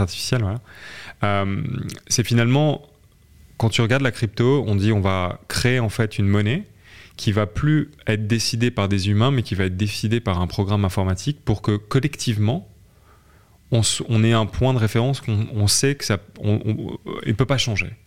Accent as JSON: {"language": "French", "region": "southern France", "country": "France", "said": "je viens de, je suis français. j'ai fait mes études dans le sud de la France"}